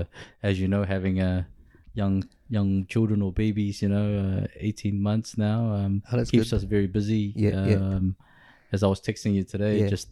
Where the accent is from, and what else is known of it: Auckland, New Zealand; born or raised there; first language Kapampangan; English is a second language; also born or lived in Pampanga, Philippines